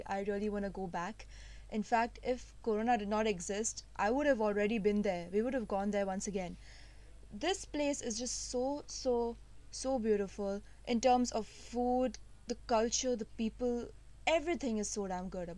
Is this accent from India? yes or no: yes; India; being Indian